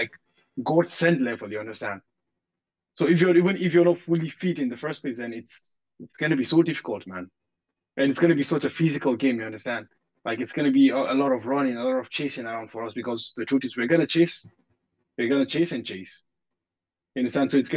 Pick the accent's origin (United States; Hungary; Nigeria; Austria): Nigeria; moved away; in the part I grew up in Nigeria